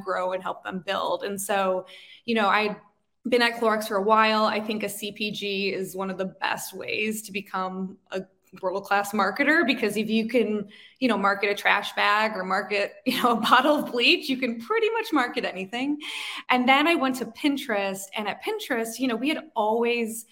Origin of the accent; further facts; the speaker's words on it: Chicago, Illinois, United States; moved away; I was in Chicago, which is my hometown. My husband and I both grew up there